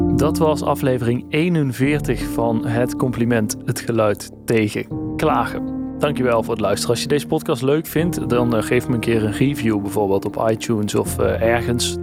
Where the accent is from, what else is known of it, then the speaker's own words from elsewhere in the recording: Eindhoven, North Brabant, Netherlands; ik kom uit Eindhoven